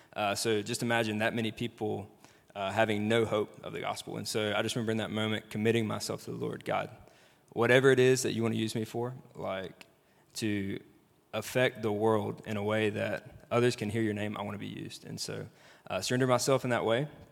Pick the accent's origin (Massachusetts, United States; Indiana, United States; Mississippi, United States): Mississippi, United States; Brandon; I am actually from Mississippi, uh, from Jackson area, from Brandon.